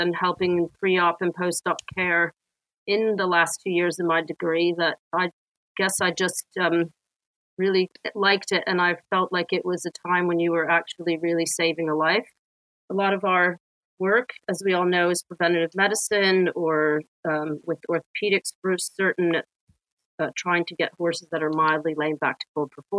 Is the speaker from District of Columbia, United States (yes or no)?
yes; Washington, District of Columbia, United States; moved away as an adult; also born or lived in Boston / Israel / Canada; now in United Kingdom; growing up in Washington, D.C. in the city